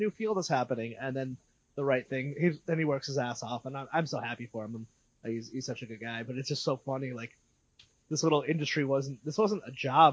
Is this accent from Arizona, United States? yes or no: no; Connecticut, United States; I'm from Connecticut